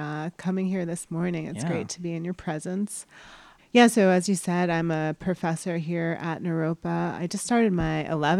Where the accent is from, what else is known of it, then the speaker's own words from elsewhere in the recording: East Coast, United States; also born or lived in New York City; I was born in the Bronx in New York City, and I grew up mostly in on the East Coast, New Jersey, Connecticut.